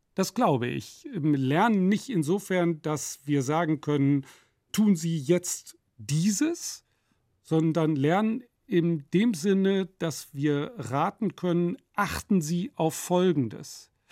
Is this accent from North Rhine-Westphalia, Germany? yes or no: yes; Nottuln, North Rhine-Westphalia, Germany; dem Ort Nottuln, wo ich groß geworden bin